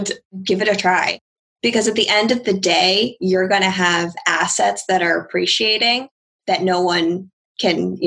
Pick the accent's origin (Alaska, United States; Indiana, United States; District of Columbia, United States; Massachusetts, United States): Massachusetts, United States; Worcester; I'm actually from Worcester